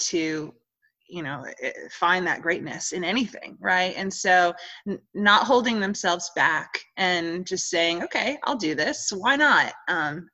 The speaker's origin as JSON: {"language": "English", "region": "New York", "country": "United States", "tie": "born or raised there", "moved": "yes", "lives_now": "Holly Springs, United States", "said": "growing up in New York"}